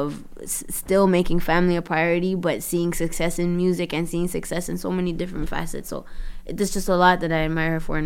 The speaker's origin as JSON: {"language": "English", "town": "Toronto", "region": "Ontario", "country": "Canada", "tie": "born or raised there", "also_born_or_lived": "Brampton / Florida", "said": "I was born in Toronto, Canada"}